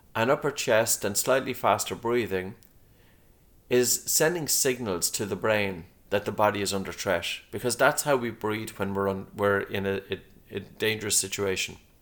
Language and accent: English; Dunboyne, Leinster, Ireland; I grew up in a town, Dunboyne, County Meath